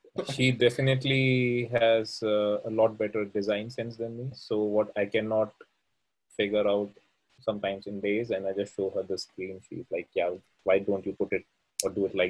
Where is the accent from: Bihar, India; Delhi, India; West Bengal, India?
Delhi, India; New Delhi; moved away as an adult; now in Amsterdam, Netherlands; I come from India and, well, New Delhi to be more precise.